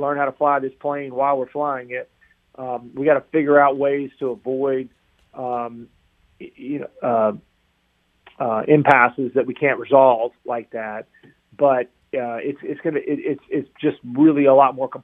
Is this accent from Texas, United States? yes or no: no; Chapel Hill, North Carolina, United States; I grew up in Chapel Hill, right down the road